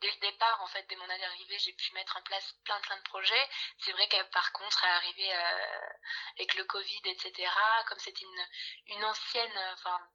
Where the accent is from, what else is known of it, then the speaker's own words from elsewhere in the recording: Bordeaux, Nouvelle-Aquitaine, France; j'ai 24 ans, je viens de Bordeaux et je suis actuellement alternante RH.